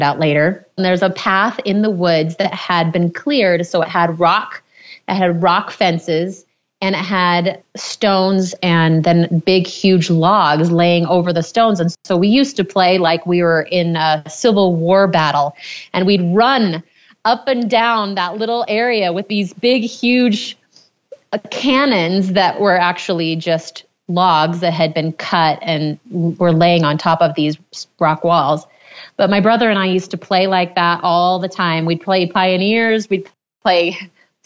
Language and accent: English; Maine, United States; born or raised there